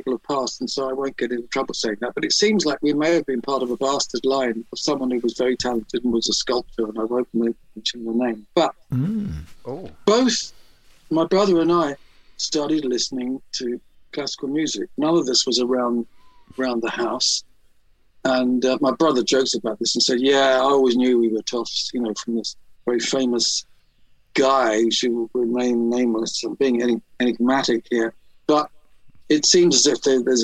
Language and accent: English; London, United Kingdom; I grew up in Pimlico in the shadow of Battersea Power Station.